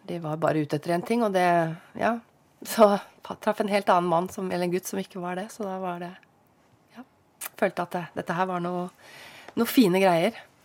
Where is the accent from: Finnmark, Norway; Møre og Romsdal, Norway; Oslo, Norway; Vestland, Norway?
Oslo, Norway; moved away as an adult; also born or lived in Lørenskog / Høvåg, Lillesand; now in Lillesand, Norway; født og oppvokst der eh, med mor og far